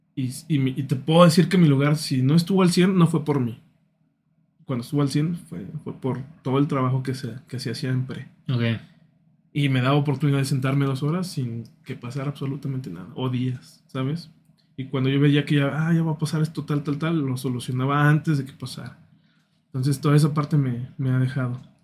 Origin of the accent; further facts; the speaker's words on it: San Luis Potosí, Mexico; somos potosinos, somos mexicanos